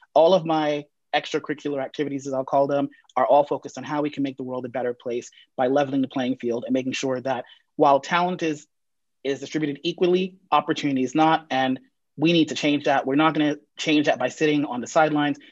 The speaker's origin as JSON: {"language": "English", "town": "New York City", "region": "New York", "country": "United States", "tie": "born or raised there", "also_born_or_lived": "Jamaica / London / Barcelona / Madrid", "moved": "as an adult", "said": "I was born in Jamaica, grew up in the Bronx, went to Yale College and Yale Law School"}